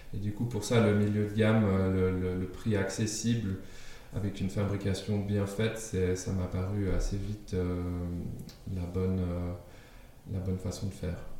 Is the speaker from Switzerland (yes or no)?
yes; Geneva, Switzerland; first language German; French is a second language; also born or lived in Denmark; J'ai grandi en Suisse, à Genève en particulier, une ville multiculturelle par définition